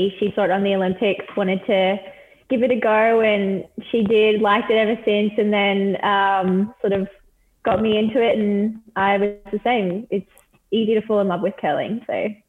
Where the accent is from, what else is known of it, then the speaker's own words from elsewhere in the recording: Queensland, Australia; I'm from Queensland